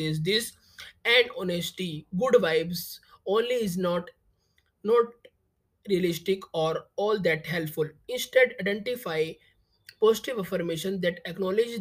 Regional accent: India; I am from India.

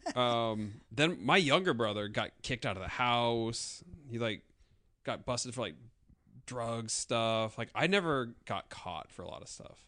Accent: South Dakota, United States; moved away; I'm always constantly the only person from South Dakota that anybody has ever

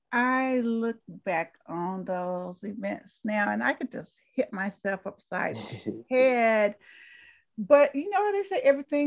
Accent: the South, United States; because during the era that I grew up in the South, you were going to be just a couple of things.

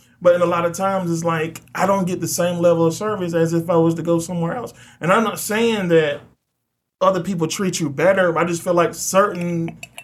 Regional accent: the South, United States; I'm from the South.

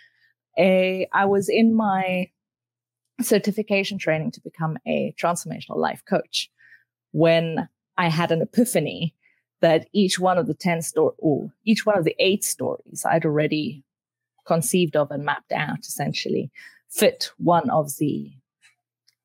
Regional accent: South Africa; I grew up in South Africa

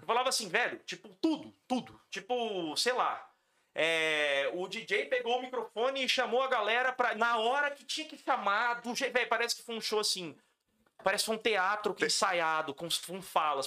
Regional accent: Campo Grande, Mato Grosso do Sul, Brazil; also born or lived in São Paulo; eu sou nascido em São Paulo. Mas eu vim para cá com seis meses de idade. E eu não me considero paulistano, eu me considero Campo eu me considero sumatogrossense

